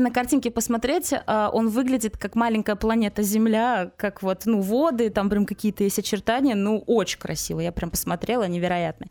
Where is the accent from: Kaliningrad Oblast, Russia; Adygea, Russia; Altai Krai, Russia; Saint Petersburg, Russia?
Kaliningrad Oblast, Russia; Kaliningrad; я выросла в Калининграде